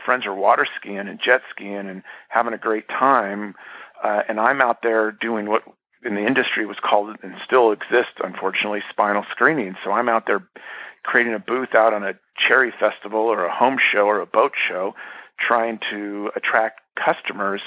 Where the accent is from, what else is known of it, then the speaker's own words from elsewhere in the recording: Bay Area, California, United States; moved away as an adult; also born or lived in Folsom, California; I'm from the Bay Area, so I had an itch to move. So I moved to Folsom, California